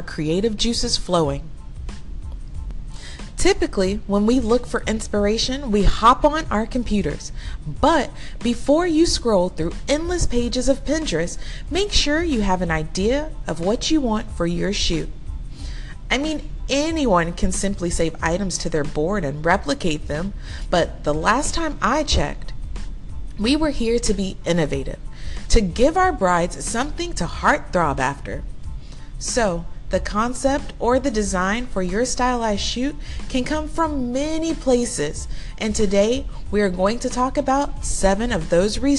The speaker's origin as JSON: {"language": "English", "town": "Houston", "region": "Texas", "country": "United States", "tie": "born or raised there", "said": "my hometown, Houston, and surrounding areas"}